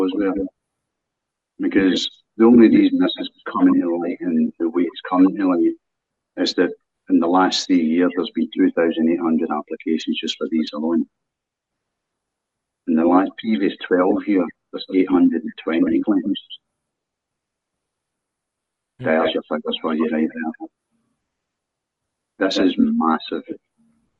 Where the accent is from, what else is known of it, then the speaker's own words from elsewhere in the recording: Scotland, United Kingdom; I'm a Scottish citizen